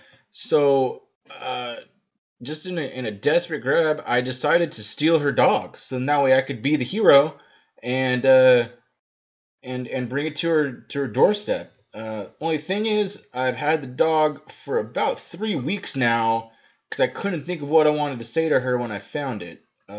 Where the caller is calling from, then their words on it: Atlanta, Georgia, United States; I'm calling from Atlanta, Georgia. As you might be able to tell from my accent.